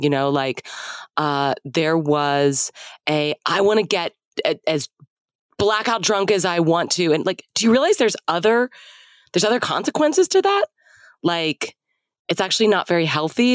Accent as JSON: {"language": "English", "town": "Dallas", "region": "Texas", "country": "United States", "tie": "born or raised there", "also_born_or_lived": "Austin", "said": "I grew up in Dallas in a pretty conservative part of the city in the 80s"}